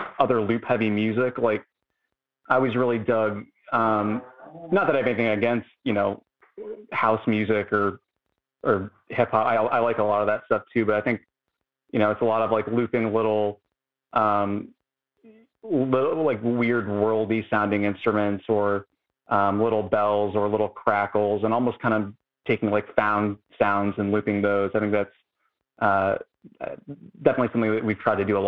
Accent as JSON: {"language": "English", "town": "Canton", "region": "Ohio", "country": "United States", "moved": "yes", "lives_now": "Cleveland, United States", "said": "Cleveland now, but yeah, I'm from Canton"}